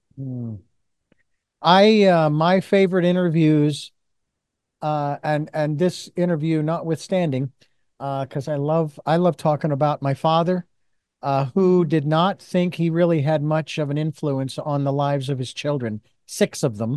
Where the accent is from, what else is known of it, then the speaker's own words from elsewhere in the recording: Phoenix, Arizona, United States; I was born and raised in Phoenix, Arizona.